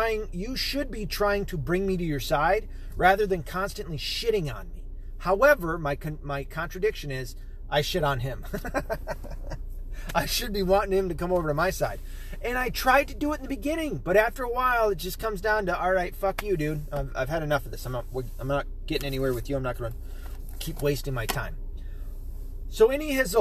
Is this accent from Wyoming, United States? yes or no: no; Tennessee, United States; moved away; also born or lived in Arkansas; I was born in Arkansas, raised in Tennessee.